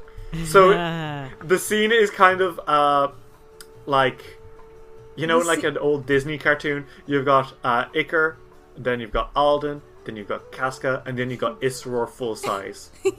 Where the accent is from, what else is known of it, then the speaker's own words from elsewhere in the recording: Ireland; I pronounce shit wrong all the time, and I'm allowed to do it because I'm Irish. And you can't prove that's not my accent.